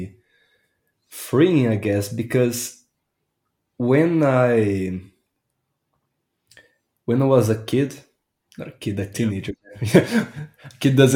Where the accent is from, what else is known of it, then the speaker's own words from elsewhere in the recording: Brazil; I'm Brazilian